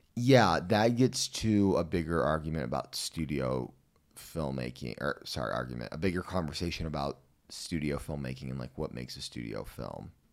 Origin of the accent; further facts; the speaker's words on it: Missouri, United States; I'm from Missouri